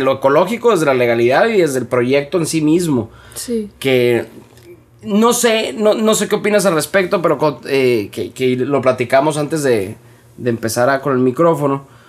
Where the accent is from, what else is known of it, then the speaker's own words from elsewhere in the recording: Hermosillo, Sonora, Mexico; los que somos de Hermosillo, vamos seguido a Quino desde toda la vida